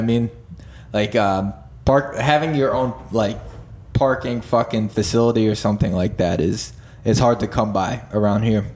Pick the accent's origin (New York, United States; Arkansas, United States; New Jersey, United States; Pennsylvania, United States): Pennsylvania, United States; near Stroudsburg; now in Philadelphia, United States; Stroudsburg, like uh or not that's not my hometown, but like the, say, the oh, most populated place near fucking uh the town that I lived